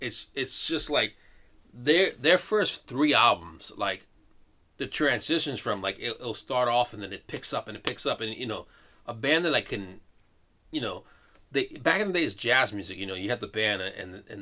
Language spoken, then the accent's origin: English; New York, United States; I'm a New Yorker